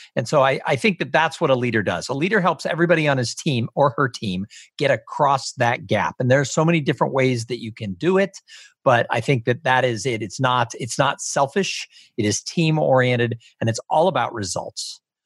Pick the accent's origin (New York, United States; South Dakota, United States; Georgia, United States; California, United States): California, United States; Los Angeles; I grew up in Los Angeles